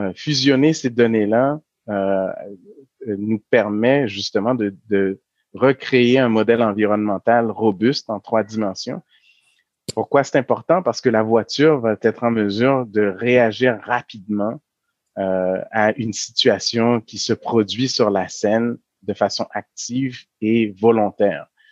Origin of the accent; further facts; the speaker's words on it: Quebec, Canada; nous, en tant que Québécois